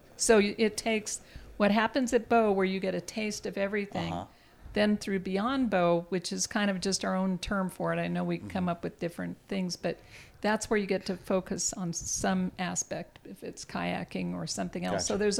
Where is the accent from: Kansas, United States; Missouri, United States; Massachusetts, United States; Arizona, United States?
Arizona, United States; Yuma; I'm from Yuma, Arizona